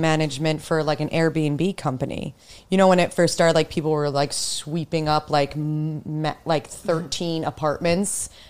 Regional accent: Huntington, New York, United States; moved away as an adult; now in New York City, United States; I was born on Long Island.

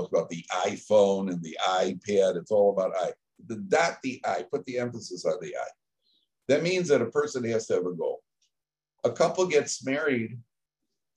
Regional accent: Chicago, Illinois, United States; I'm from Chicago

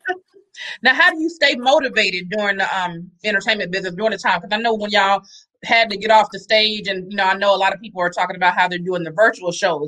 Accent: Atlanta, Georgia, United States; moved away; also born or lived in Los Angeles; I know I grew up in Atlanta

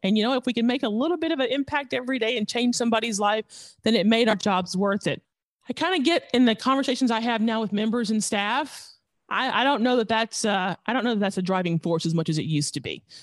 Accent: the South, United States; we're from the South

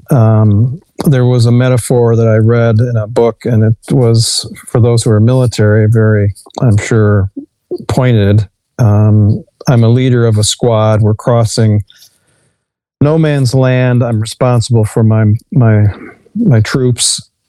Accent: Dearborn, Michigan, United States; also born or lived in Detroit, Michigan / Redford Township, Michigan; I was born in Detroit. I grew up in Redford Township, and then uh, my real formative years in Dearborn.

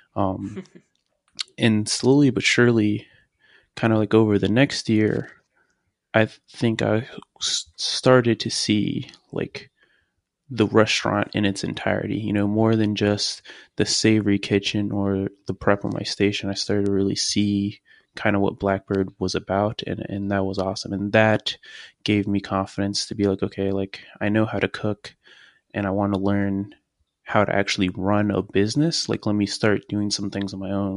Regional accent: Richmond, Virginia, United States; I'm from Richmond, Virginia.

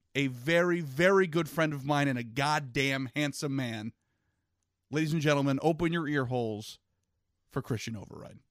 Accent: Virginia, United States; I grew up in Virginia

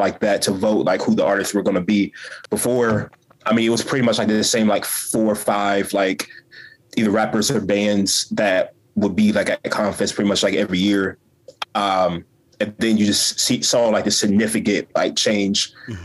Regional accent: Columbus, Ohio, United States; I grew up in Columbus

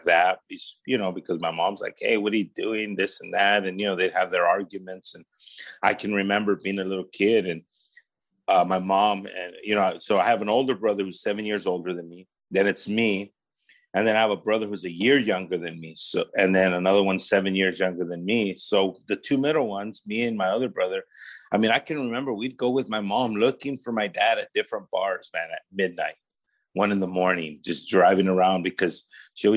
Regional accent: Paramount, California, United States; also born or lived in Los Angeles, California; I was raised in the city of Paramount, which is the city right next to Bellflower.

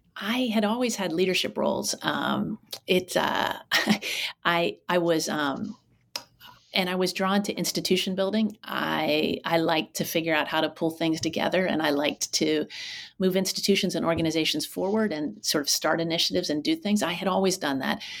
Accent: Pittsburgh, Pennsylvania, United States; moved away as an adult; also born or lived in Durham, North Carolina / Colorado Springs, Colorado / Philadelphia, Pennsylvania / Oakland, California; I grew up not too far from where you are now um, in uh, Pittsburgh, Pennsylvania, um, in the South Hills

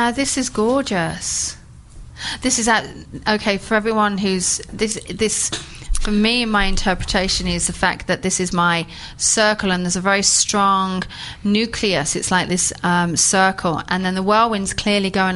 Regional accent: England, United Kingdom; We're English

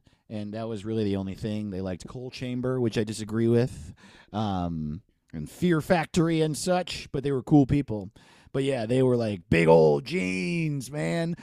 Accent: New York, United States; I'm from New York

